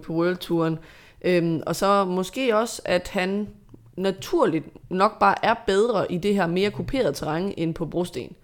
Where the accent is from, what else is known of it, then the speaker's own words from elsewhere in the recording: Denmark; som dansker